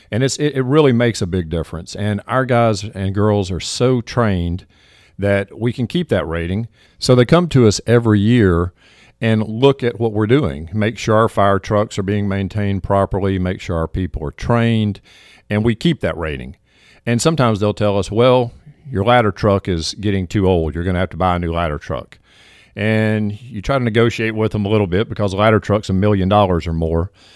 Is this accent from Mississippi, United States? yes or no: yes; Southaven, Mississippi, United States; moved away as an adult; now in Hernando, United States; I was raised in South Haven